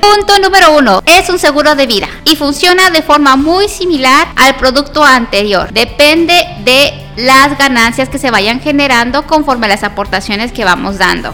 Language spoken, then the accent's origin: Spanish; Guadalajara, Jalisco, Mexico; now in Colima, Mexico; Yo soy tapatía de corazón, pero vivo en el estado de Colima